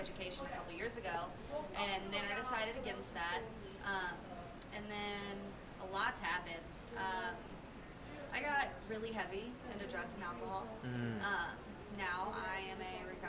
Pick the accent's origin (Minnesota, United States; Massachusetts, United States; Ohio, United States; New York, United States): Ohio, United States; moved away as an adult; also born or lived in Kentucky; now in Colorado, United States; I'm from Ohio.